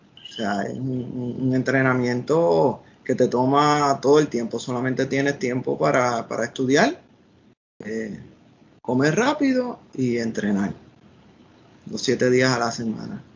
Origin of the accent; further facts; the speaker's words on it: Puerto Rico; moved away as an adult; also born or lived in Washington, United States; yo salí de Puerto Rico